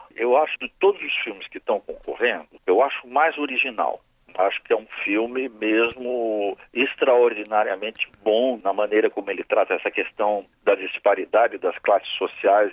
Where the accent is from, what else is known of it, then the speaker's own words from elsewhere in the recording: Brazil; Como brasileiro